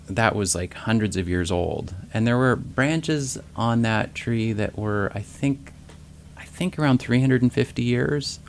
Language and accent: English; Ketchikan, Alaska, United States; I grew up in the Ketchikan area